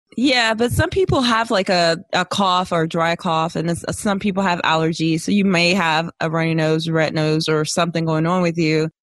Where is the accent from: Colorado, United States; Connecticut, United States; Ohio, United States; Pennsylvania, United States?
Pennsylvania, United States; Philadelphia; now in Florida, United States; I'm from West Philadelphia, born and raised